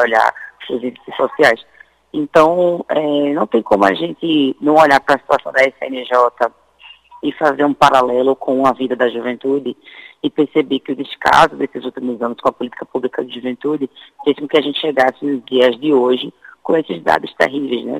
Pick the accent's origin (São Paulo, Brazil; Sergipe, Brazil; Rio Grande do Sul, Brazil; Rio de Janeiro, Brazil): Sergipe, Brazil; eu sou sergipano, né? Sou nordestina